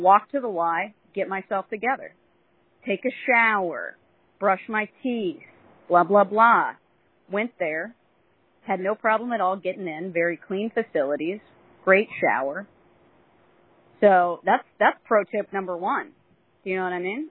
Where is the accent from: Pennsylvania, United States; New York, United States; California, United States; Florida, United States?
California, United States; I'm from California